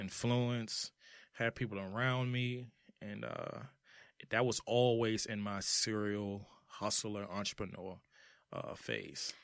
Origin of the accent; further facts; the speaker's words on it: Washington, District of Columbia, United States; also born or lived in Charlotte, North Carolina; I'm from Washington, D C